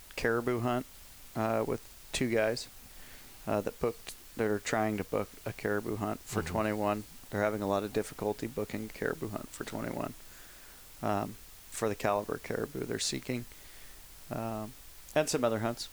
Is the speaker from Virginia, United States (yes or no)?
no; San Anselmo, California, United States; where I grew up in San Anselmo